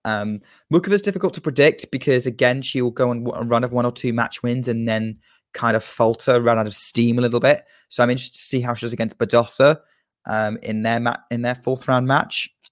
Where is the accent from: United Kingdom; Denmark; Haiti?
United Kingdom; as a Brit